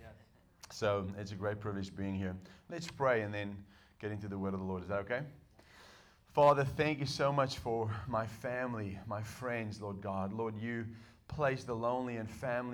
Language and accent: English; South Africa; English is a second language; moved away as an adult; also born or lived in United States; I was born in South Africa. I was raised in South Africa and I didn't learn English until I met my wife